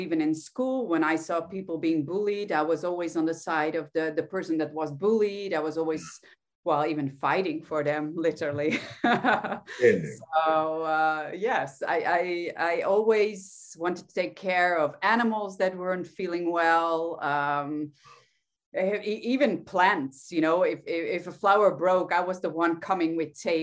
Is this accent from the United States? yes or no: no; Netherlands; I'm from the Netherlands